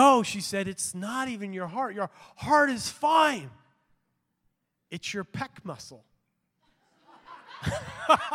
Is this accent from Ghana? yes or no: no; Canada; I'm a Canadian too